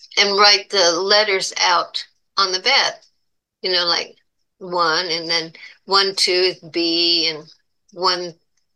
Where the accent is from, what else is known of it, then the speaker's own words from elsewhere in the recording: Buffalo, New York, United States; moved away; also born or lived in Florida; I was born in Buffalo, New York